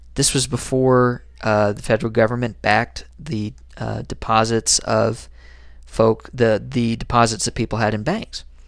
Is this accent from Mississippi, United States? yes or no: no; Harlan, Kentucky, United States; I write some opinion columns for my hometown newspaper, and I write under the subheading, "The New Dealer." If you ever check out the Harlan Enterprise